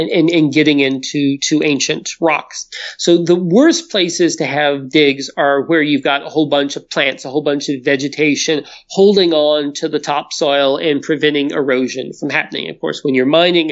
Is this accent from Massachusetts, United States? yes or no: no; the mountains of North Carolina, United States; now in Edmonton, Canada; I'm not originally from Edmonton. I'm actually originally from the mountains of North Carolina. Technically, I'm a hillbilly. But back home is a terrible place to find dinosaurs.